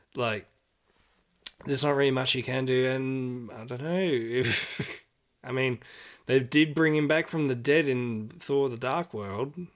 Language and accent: English; Australia; as Australian